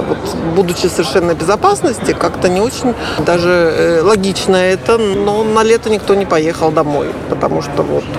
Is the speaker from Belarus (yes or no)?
yes; Belarus; now in Lublin, Poland; я теперь быть белоруска, патриотка